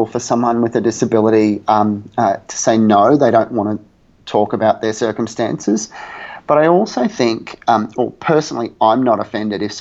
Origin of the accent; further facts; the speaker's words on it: Australia; I'm Australian, and we refer to our mother as mum with a U